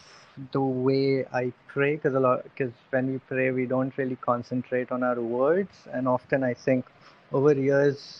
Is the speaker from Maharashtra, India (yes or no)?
no; Bihar, India; moved away; also born or lived in Cardiff; because I'm from Bihar, so chana is an integral part of our iftar